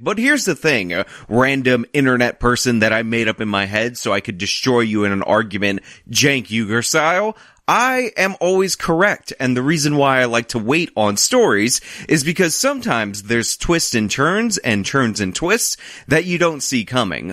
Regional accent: New York, United States; I'm a New Yorker and I live amongst a lot of New York Italians

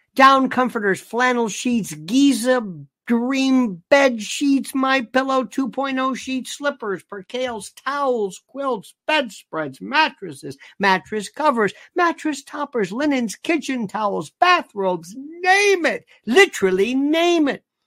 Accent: Florida, United States; growing up in Florida, a lot of people talk like

